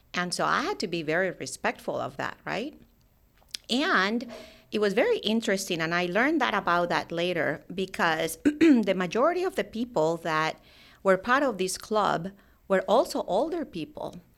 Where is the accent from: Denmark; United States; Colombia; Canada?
Colombia; I actually grew up in, in Colombia, South America